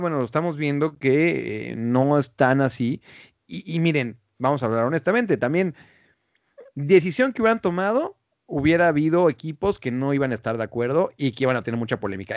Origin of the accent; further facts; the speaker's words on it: Mexico; en México, en mi país